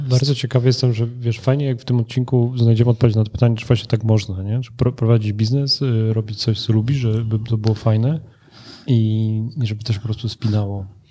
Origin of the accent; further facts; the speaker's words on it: Włocławek, Kuyavian-Pomeranian Voivodeship, Poland; Ja znam dobrze Torun, bo jestem z Wrocławka